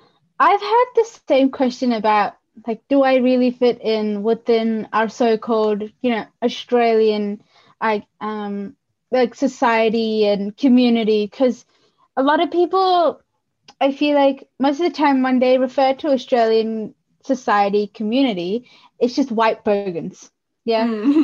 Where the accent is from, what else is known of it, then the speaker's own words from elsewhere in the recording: India; Me being an Indian and Tamil, I still can't say people's names in Tamil.